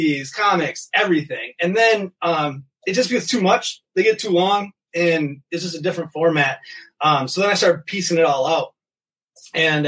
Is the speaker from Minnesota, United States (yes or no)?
yes; Minnesota, United States; I'm from Minnesota. Born and raised. Been here all my life. I live in Burnsville, a suburb of Minneapolis